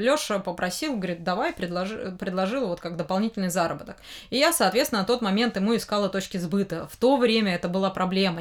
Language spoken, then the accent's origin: Russian; Kostroma, Kostroma Oblast, Russia; now in Moscow, Russia; приехала-то в Москву из-за того, что мне нравилось аниме а в моем родном городе, Кострома